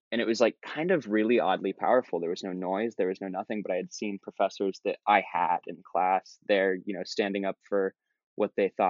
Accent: Columbus, Ohio, United States; moved away as an adult; now in Southeast Ohio, United States; I'm from Central Ohio. I'm from a big city. I'm from Columbus. And I moved here 5 years ago in Southeast Ohio, Appalachian Ohio

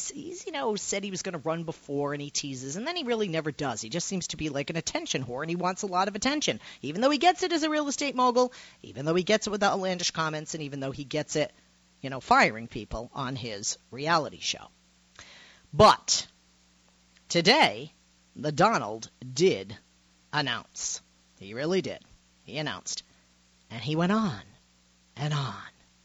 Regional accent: United States; Now, first of all, I'm an American, and as a liberal Democrat

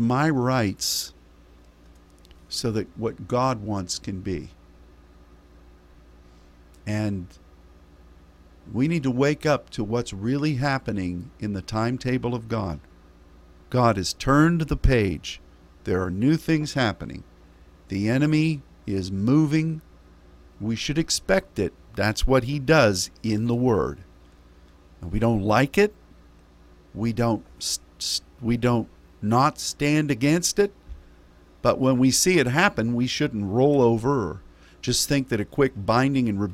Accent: United States; As an American

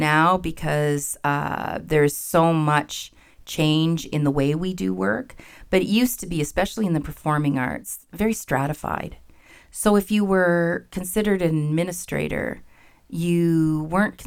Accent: Ottawa Valley, Ontario, Canada; also born or lived in Windsor / Toronto / Killaloe; now in Kitchener-Waterloo, Canada; I grew up in the Ottawa Valley

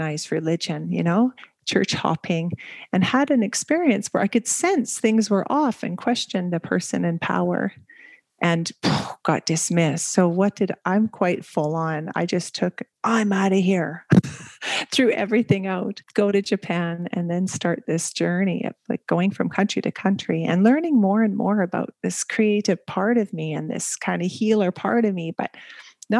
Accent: Canada; moved away as an adult; also born or lived in Asia / Middle East; now in Belgium; I am Canadian, and we've been living, jumping from country to country.

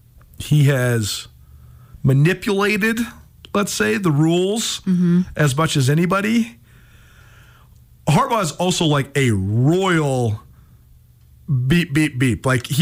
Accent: Missoula, Montana, United States; when I was growing up in Missoula, Montana

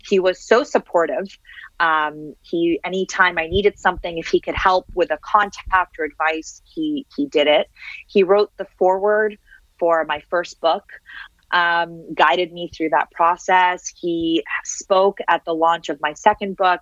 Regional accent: Toronto, Ontario, Canada; English is a second language; moved away as an adult; also born or lived in Syria / Switzerland / United States / France; I love Toronto. I love growing up in Toronto. I love growing up in Canada

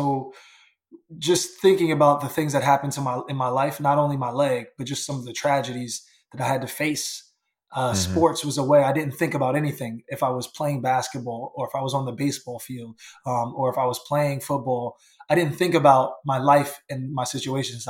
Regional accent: New York, United States; as a teenager growing up in New York

